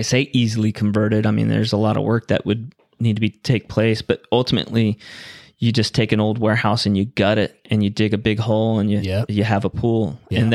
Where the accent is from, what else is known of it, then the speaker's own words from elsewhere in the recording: Long Beach, California, United States; I grew up in Long Beach